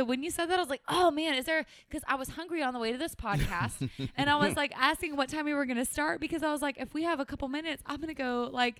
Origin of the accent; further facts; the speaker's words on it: Beeville, Texas, United States; I think I have a different white people experience growing up in South Texas with only Mexican food.